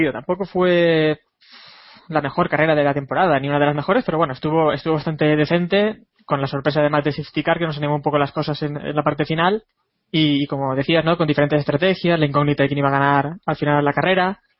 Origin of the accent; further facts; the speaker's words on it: Puçol, Valencian Community, Spain; Entonces es como mi pueblo. En, en, en Pusol somos 18.000 personas.